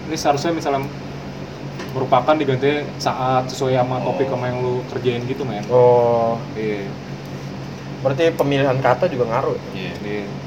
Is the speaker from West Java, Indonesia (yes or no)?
no; East Jakarta, Jakarta, Indonesia; Nah, gue dari Jakarta Timur buset balik lagi nyampe rumah